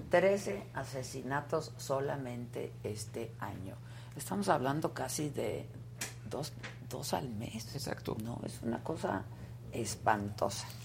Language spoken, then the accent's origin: Spanish; San Luis de la Paz, Guanajuato, Mexico; De San Luis de la Paz, Guanajuato.